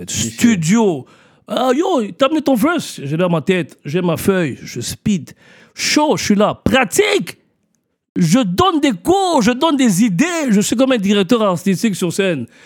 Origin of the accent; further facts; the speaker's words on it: Montreal, Quebec, Canada; also born or lived in Kinshasa, Democratic Republic of the Congo; J'ai grandi à Parkex